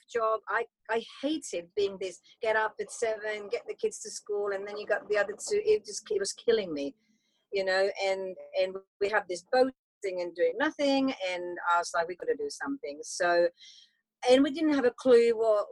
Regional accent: Finland; moved away; also born or lived in United Kingdom; I'm from Finland

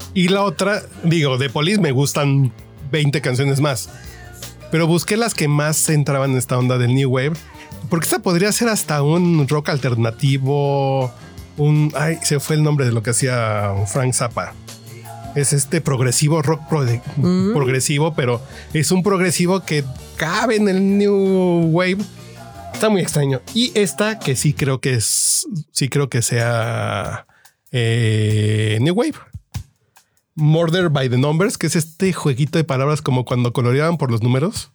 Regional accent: Tacubaya, Mexico City, Mexico; nací en Tacubaya

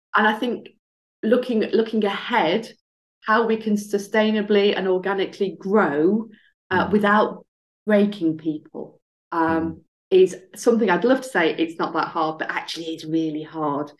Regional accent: Barnsley, Yorkshire and the Humber, United Kingdom; growing up in Barnsley

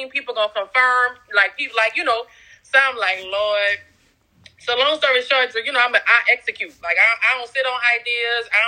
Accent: New Orleans, Louisiana, United States; Um, I am from New Orleans, Louisiana, the West Bank.

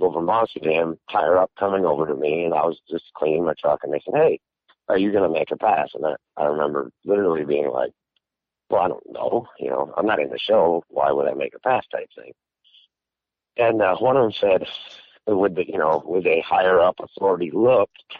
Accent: Middlebury, Vermont, United States; moved away; my wife and I and my son, we were all born and raised in Vermont

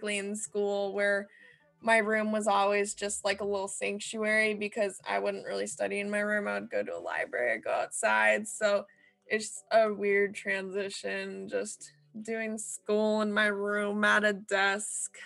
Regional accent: California, United States; I'm studying remotely right now in California, my hometown

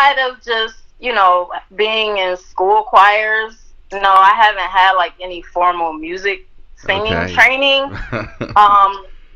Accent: Detroit, Michigan, United States; now in Los Angeles, United States; we grew up in Detroit

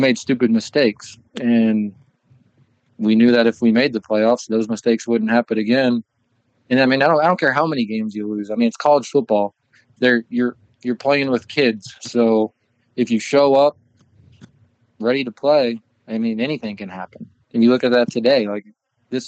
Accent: Omaha, Nebraska, United States; I'm from Omaha.

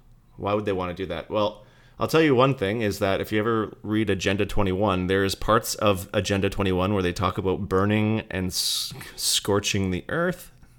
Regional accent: Fort McMurray, Alberta, Canada; I came from Fort McMurray, and maybe if you're Canadian, you might remember this

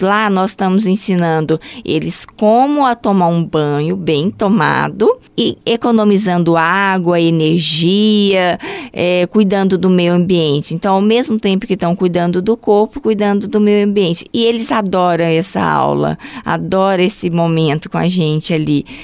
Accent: Goiânia, Goiás, Brazil; moved away as an adult; now in Joinville, Brazil; eu sou de Goiânia

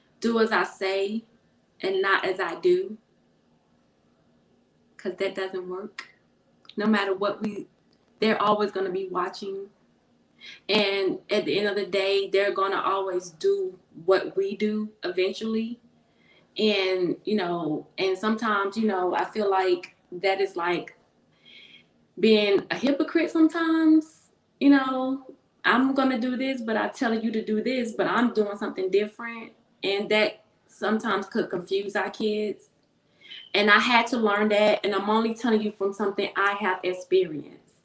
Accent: Raleigh, North Carolina, United States; I'm from Raleigh, North Carolina

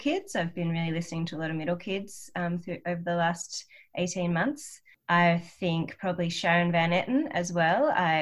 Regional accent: Australia; accent: Australian; I sing quite in an Australian accent, you know. Yeah, and I don't really know how to not sing in an Australian accent.

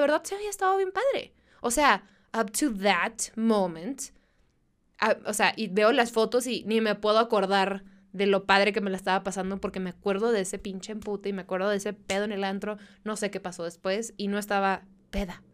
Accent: Mexicali, Baja California, Mexico; first language Spanish

